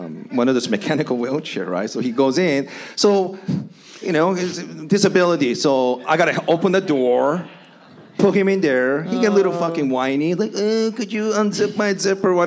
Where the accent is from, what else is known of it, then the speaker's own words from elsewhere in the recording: Japan; also born or lived in Seattle, Washington / Long Beach, California; now in United States; Where I grew up in Japan